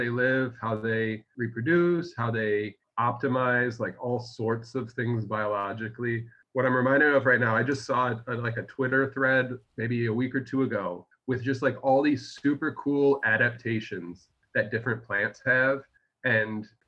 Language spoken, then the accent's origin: English; Syracuse, New York, United States; I'm from Syracuse originally